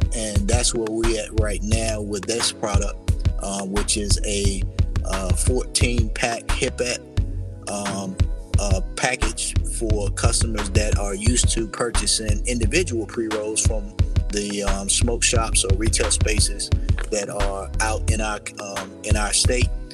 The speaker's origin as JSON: {"language": "English", "country": "United States", "tie": "born or raised there", "said": "I was born in Warren County"}